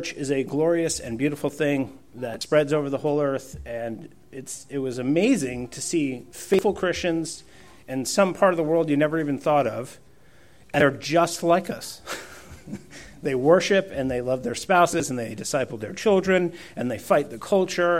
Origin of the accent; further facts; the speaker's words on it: Poland; first language Polish; English is a second language; moved away